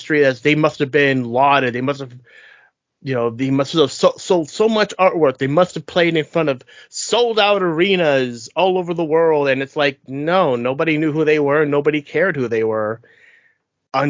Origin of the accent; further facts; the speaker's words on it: United States; since we are lowly Americans